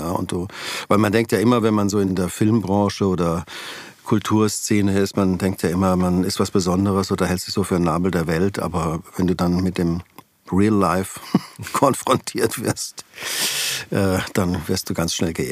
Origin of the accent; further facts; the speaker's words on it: Weinheim, Baden-Württemberg, Germany; born there; Genau, ich bin gebürtig in Weinheim an der Bergstraße.